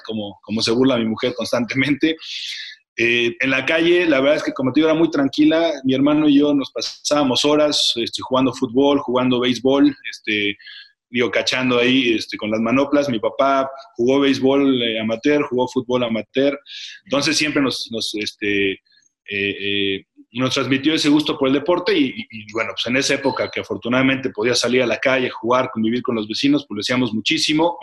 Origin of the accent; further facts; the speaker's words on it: Mexico City, Mexico; al Parque del Seguro Social. Como te decía, nos quedaba muy cerca